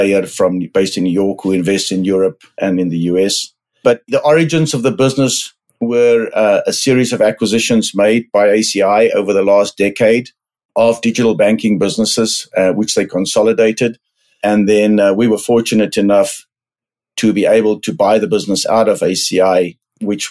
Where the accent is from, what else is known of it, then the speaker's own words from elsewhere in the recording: South Africa; moved away as an adult; also born or lived in London, United Kingdom / Buenos Aires, Argentina; now in United States; I am South African, grew up in the farm country of South Africa